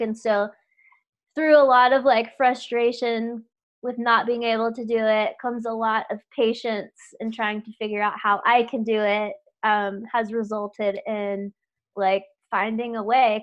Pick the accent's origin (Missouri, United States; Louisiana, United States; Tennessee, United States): Louisiana, United States; moved away; I grew up in Louisiana